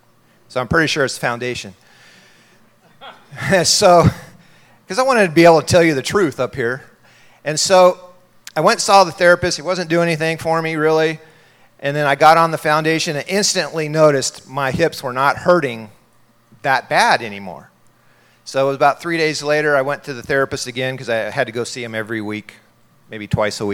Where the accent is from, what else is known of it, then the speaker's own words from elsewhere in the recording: San Diego, California, United States; now in Rexburg, United States; I'm originally from San Diego. I grew up in San Diego